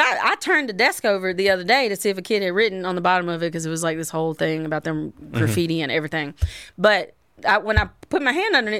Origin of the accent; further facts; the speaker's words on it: Tennessee, United States; but I grew up in Tennessee